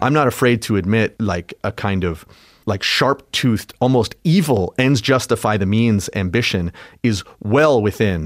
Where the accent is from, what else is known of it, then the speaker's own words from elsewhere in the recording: Canada; I'm Canadian. My dad, when I was a kid, it was so proudly Canadian.